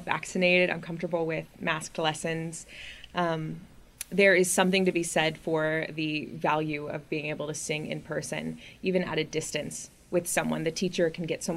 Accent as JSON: {"language": "English", "town": "Springfield", "region": "Illinois", "country": "United States", "also_born_or_lived": "Boston", "moved": "as an adult"}